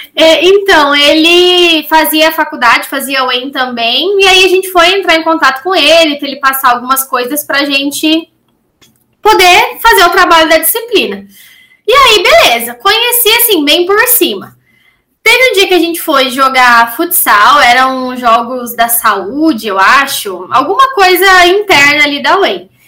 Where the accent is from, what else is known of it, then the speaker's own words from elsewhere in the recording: Maringá, Paraná, Brazil; natural de Maringá, Paraná